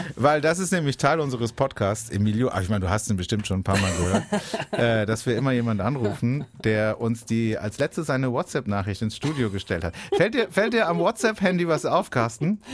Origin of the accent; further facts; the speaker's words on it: Baden-Baden, Baden-Württemberg, Germany; in meiner Heimatstadt Baden-Baden